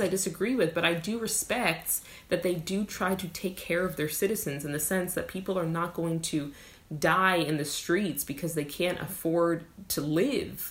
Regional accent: United States; my home country

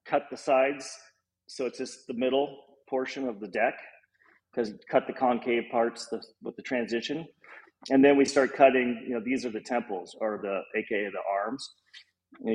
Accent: Los Angeles, California, United States; also born or lived in Hollywood; I grew up in Los Angeles, close to Venice Beach

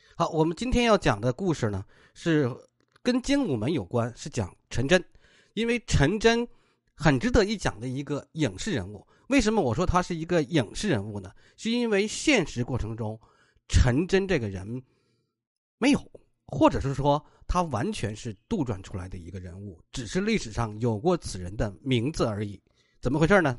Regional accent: Inner Mongolia, China; 我老家内蒙古

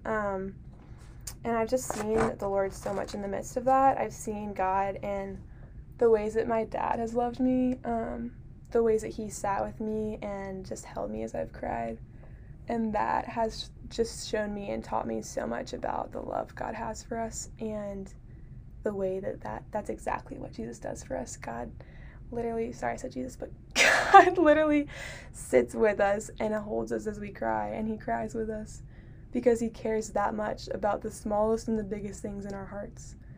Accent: Harrisonburg, Virginia, United States; I'm from Harrisonburg

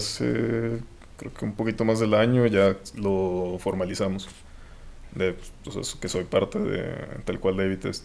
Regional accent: Los Mochis, Sinaloa, Mexico; moved away as an adult; now in Guadalajara, Mexico; soy de soy de Los Mochis, Sinaloa. Eh, estudié ahí hasta, hasta la prepa, hasta que tuve 18 años

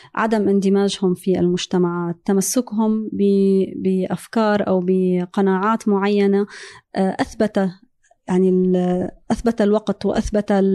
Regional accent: Syria; moved away as an adult; also born or lived in France; now in United States; أنا هاجرت من سوريا قبل الثورة كانت في عام 2008 2009

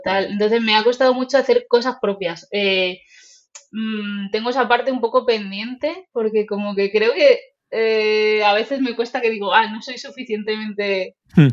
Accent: Toledo, Castilla-La Mancha, Spain; also born or lived in Japan; venir vengo de Toledo.

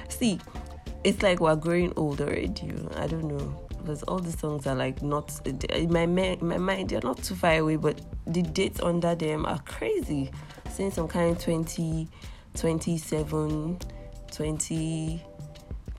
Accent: Ilorin, Kwara, Nigeria; I'm from Kwara State. I'm from Ilorin precisely

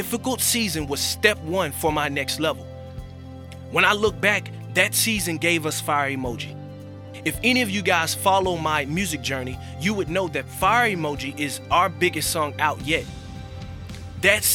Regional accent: Florida, United States; moved away as an adult; also born or lived in Sarasota, Florida; my hometown in Florida

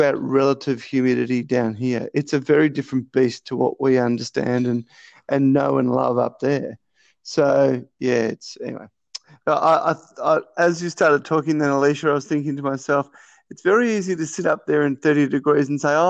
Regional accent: Melbourne, Victoria, Australia; also born or lived in Northern Territory; now in Melbourne, Australia; I grew up in Melbourne

